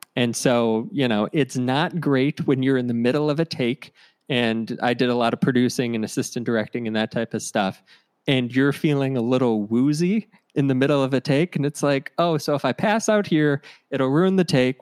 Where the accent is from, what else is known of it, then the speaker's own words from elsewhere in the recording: Ohio, United States; I'm from Ohio, so we would go to Orlando for vacation